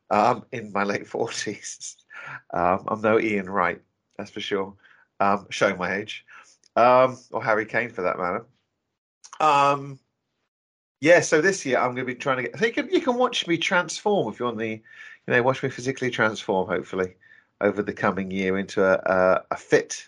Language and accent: English; Norfolk, East of England, United Kingdom; now in London, United Kingdom; I'm originally from Norfolk